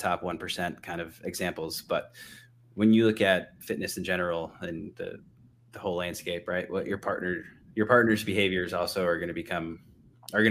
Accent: New England, United States; I'm from New England

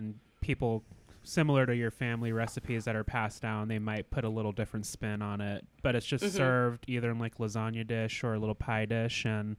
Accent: Alaska, United States; Growing up in Alaska

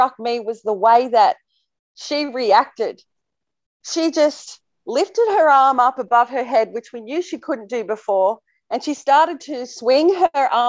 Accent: Temora, New South Wales, Australia; my hometown in Temora, Australia

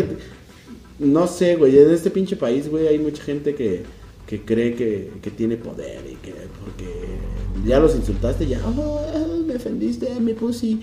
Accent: Mexico City, Mexico; los que sí somos chilangos de verdad

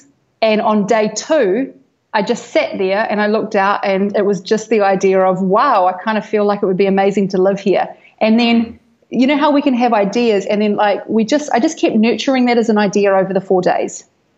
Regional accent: Hawke's Bay, New Zealand; now in Bali, Indonesia; Hawke's Bay, which is North Island, East Coast.

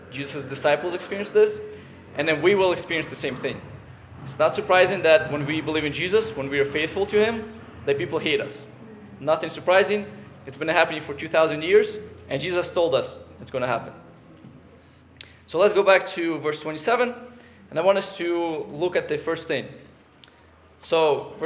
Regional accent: United States; the country that we're from the United States

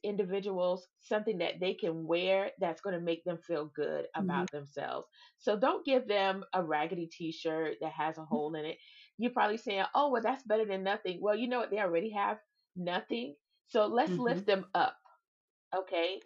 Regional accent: Savannah, Georgia, United States; moved away; I'm from Savannah, Georgia

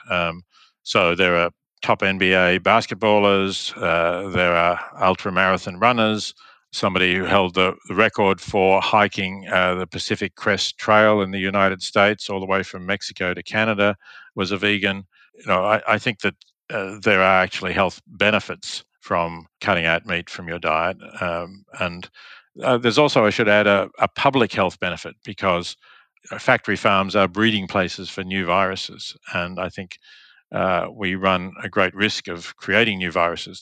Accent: Australia; moved away as an adult; also born or lived in Oxford; I grew up in Australia

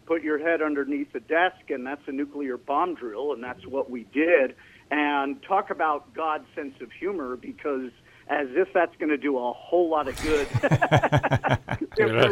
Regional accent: New York City, New York, United States; I was raised in New York City and the surrounding area

